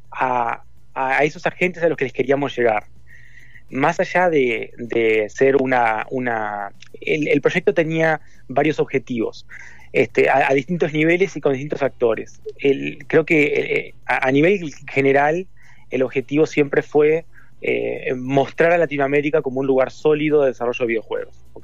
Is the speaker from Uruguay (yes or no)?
yes; Uruguay; Yo soy uruguayo